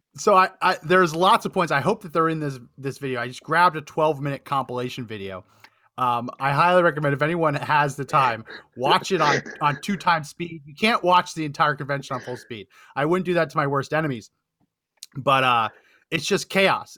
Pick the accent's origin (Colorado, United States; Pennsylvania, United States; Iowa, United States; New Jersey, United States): New Jersey, United States; I grew up in New Jersey, so I was in New York all the time